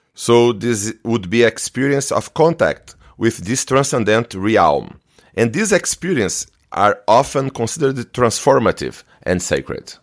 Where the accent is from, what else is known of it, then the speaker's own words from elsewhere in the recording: Brazil; I'm from Brazil